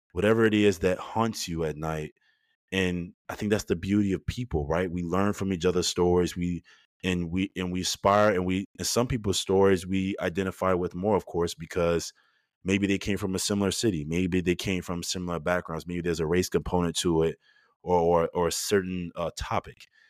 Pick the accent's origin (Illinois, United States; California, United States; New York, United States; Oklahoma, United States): Illinois, United States; Chicago; moved away; I growing up in Chicago